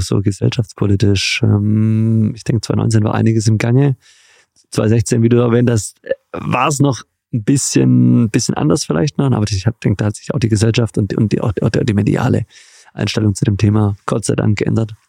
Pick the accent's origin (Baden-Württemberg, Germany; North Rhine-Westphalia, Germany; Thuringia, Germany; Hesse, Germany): Baden-Württemberg, Germany; Göppingen; Ich bin in der Perle Europas, der Heimat Jürgen Klinsmanns im schönen Göppingen, Baden-Württemberg geboren.